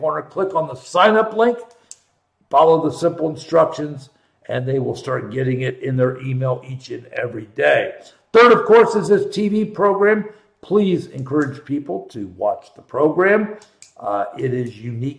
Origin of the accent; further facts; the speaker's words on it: Columbus, Ohio, United States; born and raised in Columbus, Ohio